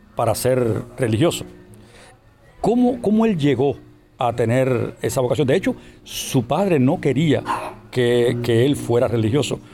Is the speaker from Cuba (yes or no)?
yes; Cuba; aquí en, mi país, en Cuba